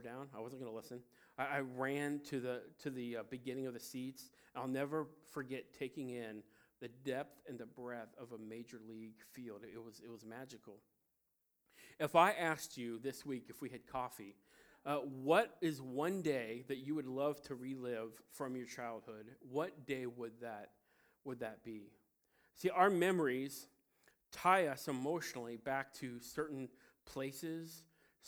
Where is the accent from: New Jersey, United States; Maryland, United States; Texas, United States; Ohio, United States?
Ohio, United States; Cincinnati; I'm from Cincinnati, Ohio, the birthplace of baseball